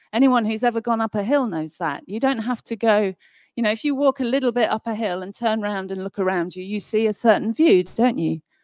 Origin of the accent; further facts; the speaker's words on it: Nottingham, East Midlands, United Kingdom; moved away; I come from Nottingham originally. I haven't lived there for many, many years